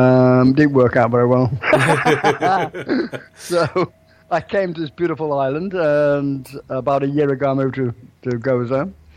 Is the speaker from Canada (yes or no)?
no; England, United Kingdom